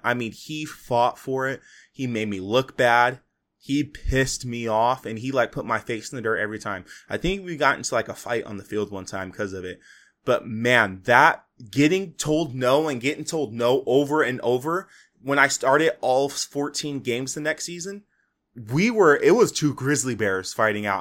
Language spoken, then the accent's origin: English; Fresno, California, United States; I'm from Fresno